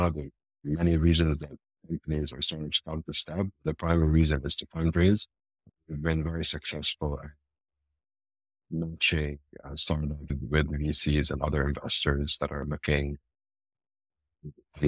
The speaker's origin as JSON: {"language": "English", "country": "Lebanon", "moved": "as an adult", "lives_now": "Dubai, United Arab Emirates", "said": "I'm originally Lebanese. I'm from Lebanon."}